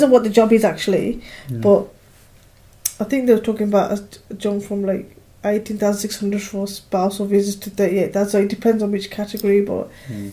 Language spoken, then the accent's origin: English; United Kingdom; as a British person